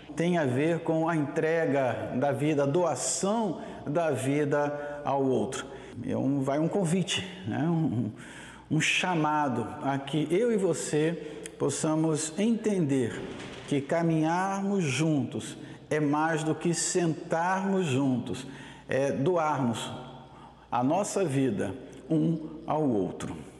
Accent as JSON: {"language": "Portuguese", "country": "Brazil", "said": "somos brasileiros"}